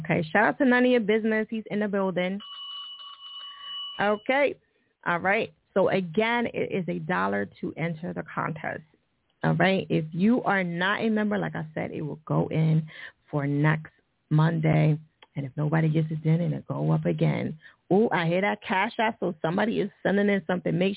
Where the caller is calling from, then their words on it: Detroit, Michigan, United States; I'm calling from Detroit, of course.